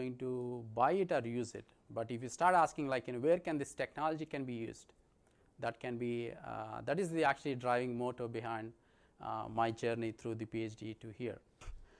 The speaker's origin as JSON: {"language": "English", "country": "India", "moved": "as an adult", "said": "I'm from India"}